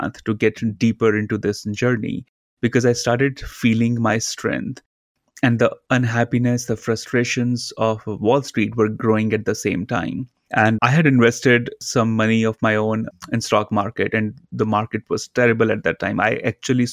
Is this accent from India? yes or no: yes; India; Growing up in India, my father as my guru